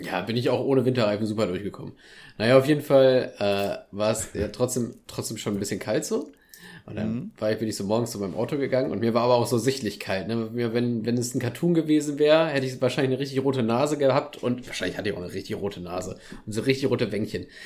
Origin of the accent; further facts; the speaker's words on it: Soest, North Rhine-Westphalia, Germany; hier aus Soest